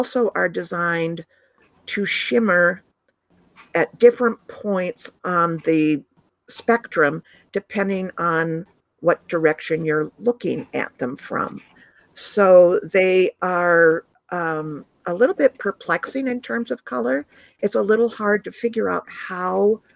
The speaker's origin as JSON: {"language": "English", "town": "Ithaca", "region": "New York", "country": "United States", "tie": "born or raised there", "said": "where I grew up in Ithaca, New York, which is the home of Cornell University"}